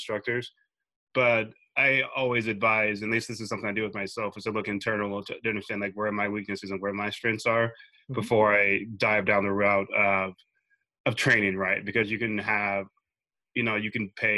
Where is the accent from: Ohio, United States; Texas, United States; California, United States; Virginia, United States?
Texas, United States; Dallas; I'm originally from Dallas, Texas